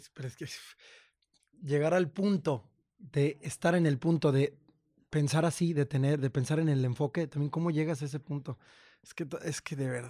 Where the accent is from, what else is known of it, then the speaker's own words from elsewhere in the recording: Purísima del Rincón, Guanajuato, Mexico; moved away; also born or lived in Mexico City / San Cristóbal de las Casas, Chiapas; yo soy de, de Purísima del Rincón y yo me fui a México sin nadie